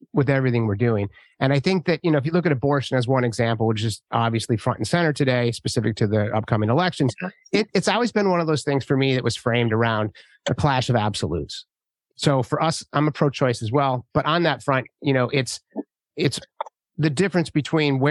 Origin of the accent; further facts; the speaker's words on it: San Francisco, California, United States; I'm from San Francisco